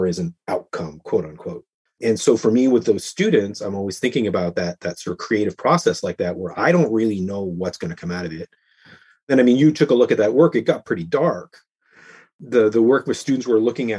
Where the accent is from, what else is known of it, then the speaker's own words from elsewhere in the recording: Canada; As a Canadian, we need heating in our houses.